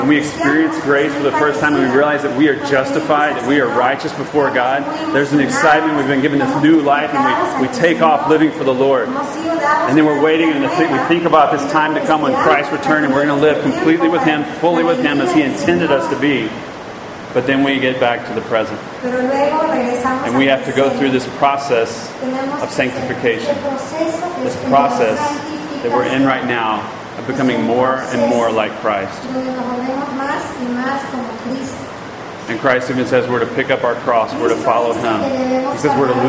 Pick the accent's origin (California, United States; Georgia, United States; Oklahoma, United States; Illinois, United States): Georgia, United States; I'm from Georgia